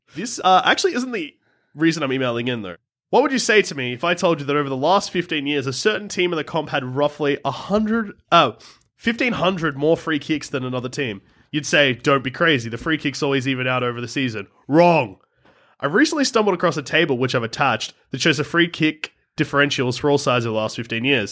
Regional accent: Australia; we're from Australia

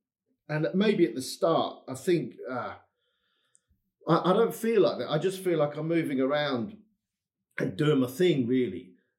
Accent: England, United Kingdom; accent: English; moved away as an adult; now in Odense, Denmark; I'm an Englishman.

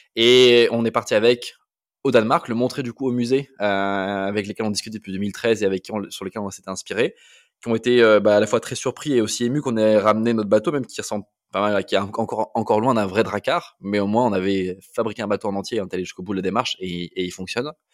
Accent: Toulouse, Occitania, France; also born or lived in Amiens / north of France; je suis né à Amiens, j'ai grandi jusqu'à avoir 9 ans dans le nord de la France. Et après, j'ai bougé avec mes parents à Toulouse où j'ai fait euh, la, grande partie de ma scolarité, donc de la fin de la primaire jusqu'à la prépa

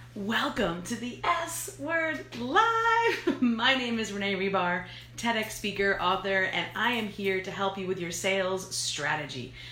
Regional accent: New York, United States; I'm from New York

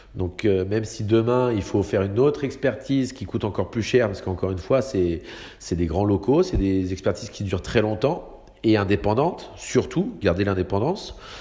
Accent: Saint-Malo, Brittany, France; je suis né à Saint-Malo. je travaille à Saint-Malo sur le domaine maritime

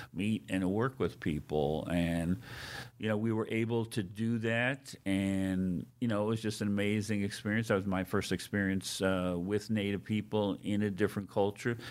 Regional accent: Seaford, New York, United States; moved away as an adult; also born or lived in Queens, New York; now in South Dakota, United States; then my family moved out about thirty miles outside of New York City in Nassau County into what was then a small town called Seaford near Jones Beach, and that's where I ultimately grew up and graduated from high school

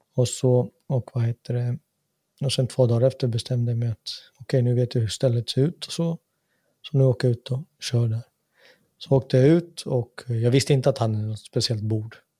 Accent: Sweden; moved away as an adult; now in Finland; jag är född och uppvuxen i samma land

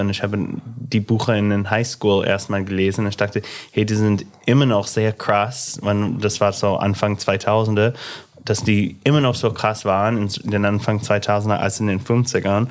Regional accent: Illinois, United States; accent: American; German is a second language; moved away as an adult; now in Berlin, Germany; mit meinem amerikanischen Akzent

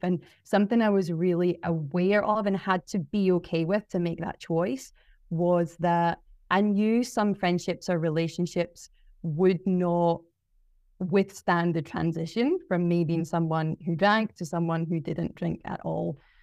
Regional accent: Glasgow, Scotland, United Kingdom; moved away as an adult; also born or lived in South Melbourne, Australia; now in Mornington Peninsula, Australia; growing up in Scotland

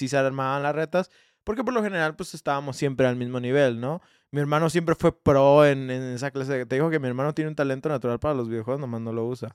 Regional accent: Mexico; also born or lived in Guadalajara; como mexicano

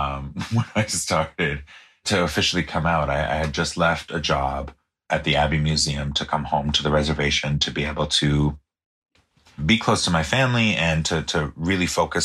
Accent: United States; first language pas; English is a second language; especially Passamaquoddy, you know, my native language, we only have one pronoun

